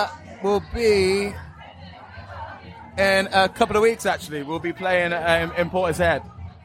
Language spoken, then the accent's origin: English; Worcester, West Midlands, United Kingdom; Well, I'm from Worcester, which is Midlands.